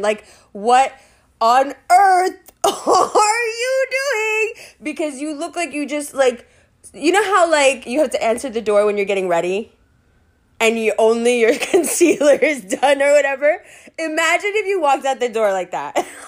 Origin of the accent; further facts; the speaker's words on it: New York City, New York, United States; I'm from New York City